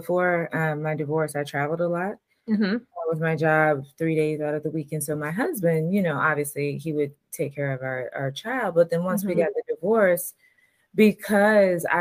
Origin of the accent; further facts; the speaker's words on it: Atlanta, Georgia, United States; I'm from Atlanta, Georgia